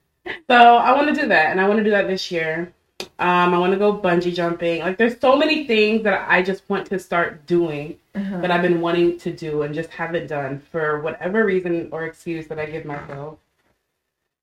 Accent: Irving, Dallas, Lewisville area, Texas, United States; growing up in Irving, Dallas, Louisville area

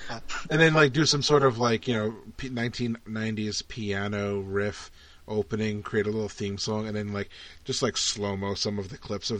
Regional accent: New York City, New York, United States; I grew up in New York City

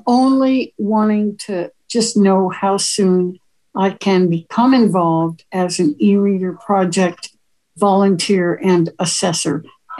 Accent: Oregon, United States; also born or lived in Texas; now in Minnesota, United States; the Oregon State Library where I grew up.

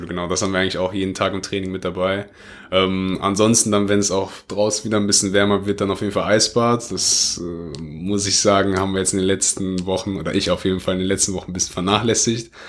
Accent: Oberhausen, North Rhine-Westphalia, Germany; bei uns in Oberhausen, also das ist da, wo ich halt herkomme.

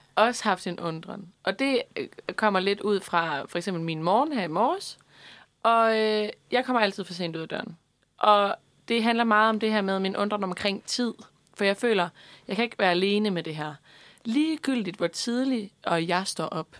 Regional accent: Denmark

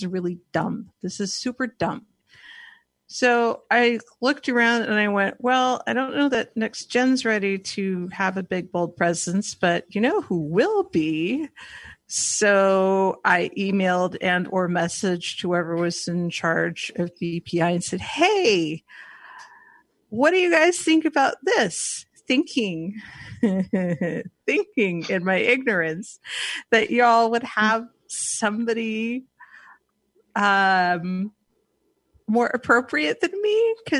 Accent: Northern California, United States; now in Portland, United States; I am from Portland, Oregon, originally from Northern California

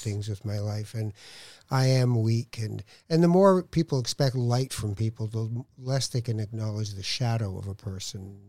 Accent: Tangier, Tanger-Tetouan-Al Hoceima, Morocco; I'm from Tangier

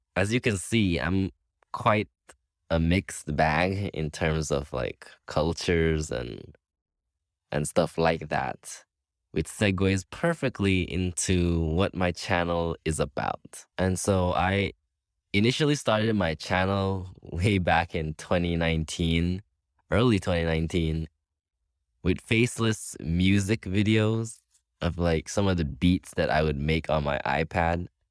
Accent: Belize; moved away as an adult; now in Cuba; I am from Belize. I have Taiwanese parents

